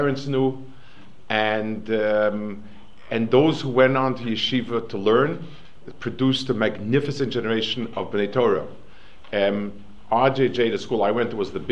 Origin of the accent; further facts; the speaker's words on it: New York City, New York, United States; I grew up in Lower East Side